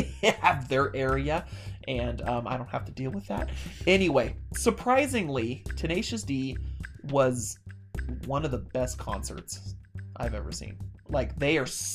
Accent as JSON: {"language": "English", "region": "California", "country": "United States", "tie": "born or raised there", "said": "I was born and raised in California"}